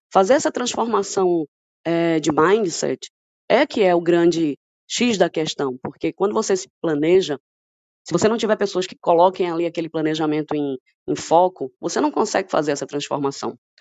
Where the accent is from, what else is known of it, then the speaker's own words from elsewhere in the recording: Pernambuco, Brazil; accent: Pernambuco accent; now in Ceará, Brazil; Eu sou pernambucana, por isso esse sotaque assim maravilhoso. Moro no Ceará.